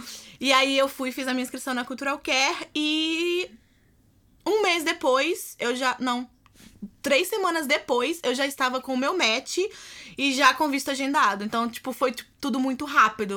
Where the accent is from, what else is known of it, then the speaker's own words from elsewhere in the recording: Belo Horizonte, Minas Gerais, Brazil; moved away as an adult; also born or lived in California; now in Washington, United States; eu sou de Belo Horizonte, Minas Gerais.